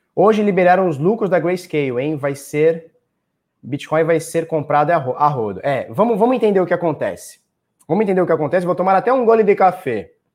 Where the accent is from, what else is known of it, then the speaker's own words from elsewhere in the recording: Brazil; eu sou do Brasil